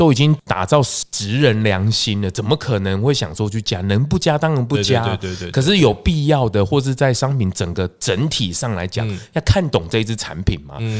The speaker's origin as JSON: {"language": "Chinese", "country": "Taiwan", "said": "对啊，豆浆、米浆，我们其实台湾人喝得很习惯。"}